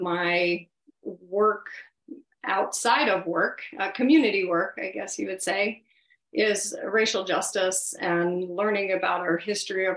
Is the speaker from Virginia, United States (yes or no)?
yes; Blacksburg, Virginia, United States; growing up in Blacksburg